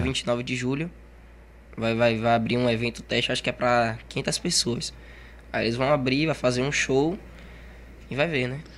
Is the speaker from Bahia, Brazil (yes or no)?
yes; Salvador, Bahia, Brazil; now in Camaçari, Brazil; Eu nasci em Salvador e vim para aqui para Camaçari. E já vou fazer 10 anos aqui